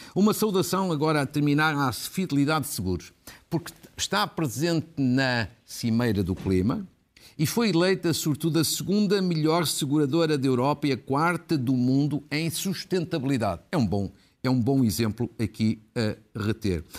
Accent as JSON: {"language": "Portuguese", "town": "Guimarães", "region": "Braga", "country": "Portugal", "tie": "born or raised there", "said": "Da Irmandade de São Torcato em Guimarães, que é a terra, por acaso, onde eu nasci"}